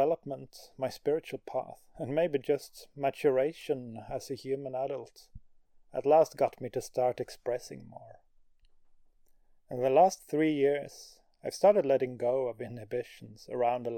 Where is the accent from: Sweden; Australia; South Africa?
Sweden; Growing up in Sweden